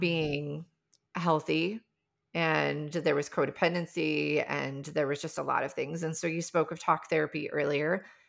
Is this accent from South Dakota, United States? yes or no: yes; South Dakota, United States; I grew up in the Midwest, I grew up in South Dakota